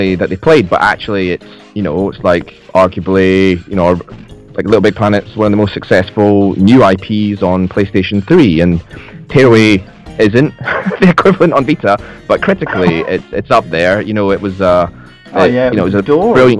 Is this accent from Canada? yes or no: no; Scotland, United Kingdom; I'm Scottish, if you can't tell from the accent